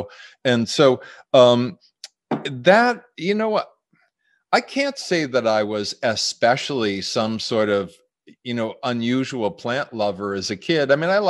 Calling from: Massachusetts, United States; Western Massachusetts. My wife and I are out near Amherst. So we're out in the country

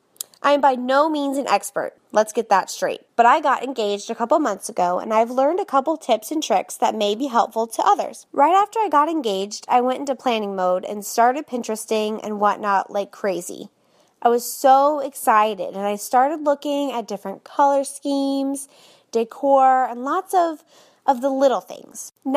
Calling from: Orlando, Florida, United States; I'm from Orlando, Florida.

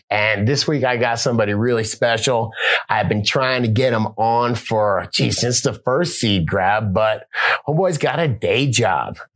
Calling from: Oregon, United States; I'm calling from Oregon.

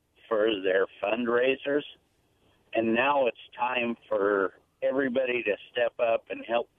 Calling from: Prosser, Washington, United States; calling from Prosser.

